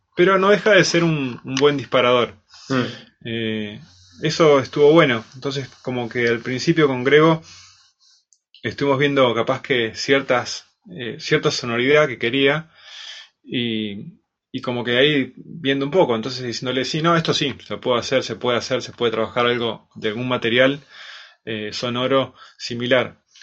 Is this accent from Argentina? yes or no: yes; Bariloche, Río Negro, Argentina; de Bariloche, nací acá. Y, bueno, también me empecé a, estudiar acá de pequeño, a los 5 años, música